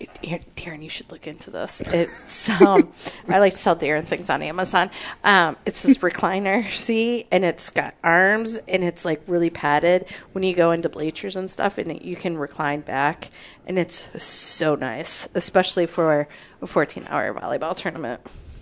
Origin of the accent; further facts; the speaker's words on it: Flushing, Michigan, United States; Flushing, Michigan. So when I was growing up, it was a village.